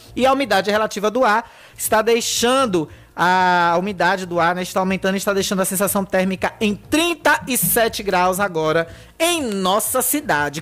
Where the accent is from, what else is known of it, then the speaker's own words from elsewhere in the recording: Riachão do Jacuípe, Bahia, Brazil; minha terra linda, Riachão do Jacuípe